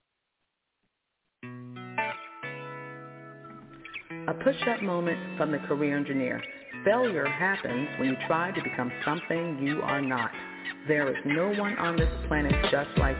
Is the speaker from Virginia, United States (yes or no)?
yes; Virginia, United States; In my home state of Virginia